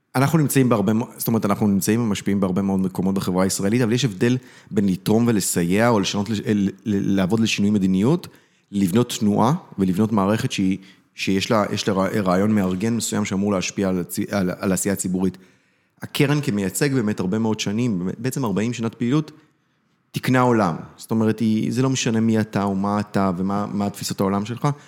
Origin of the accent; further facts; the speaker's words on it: Beersheba area, Southern District, Israel; ההורים שלי הגיעו לבאר שבע, אני נולדתי באזור. אה, גדלתי באזור